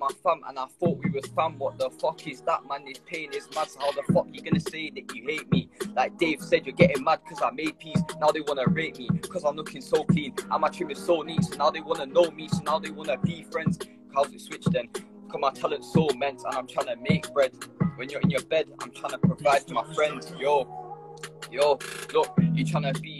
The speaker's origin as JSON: {"language": "English", "region": "Yorkshire and the Humber", "country": "United Kingdom", "said": "I'm from Yorkshire, 14"}